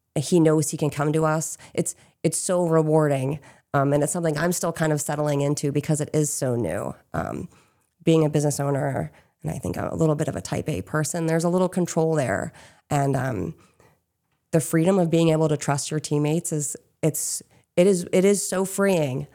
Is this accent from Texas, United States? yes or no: no; Chester County, Pennsylvania, United States; moved away as an adult; now in Maine, United States; we hail from Chester County, which is, um, down the road from Chads Ford